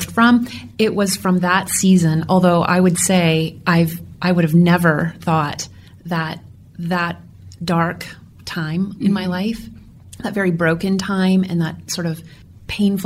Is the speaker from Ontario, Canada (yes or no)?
yes; Kitchener, Ontario, Canada; moved away as an adult; also born or lived in Rochester, New York; I was born in Kitchener